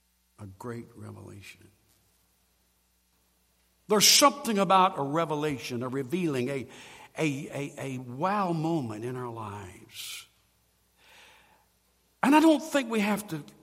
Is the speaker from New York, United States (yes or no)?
no; Sampson County, North Carolina, United States; I was raised in Sampson County